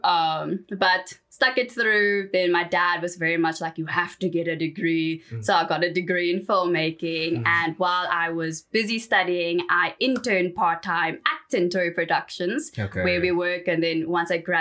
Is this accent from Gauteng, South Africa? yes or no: yes; Johannesburg, Gauteng, South Africa; So I grew up in Johannesburg around the Four Ways area.